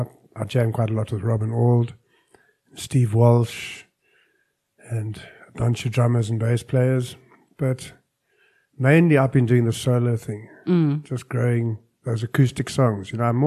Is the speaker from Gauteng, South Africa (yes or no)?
yes; Johannesburg, Gauteng, South Africa; also born or lived in Cape Town; Yeah, my hometown.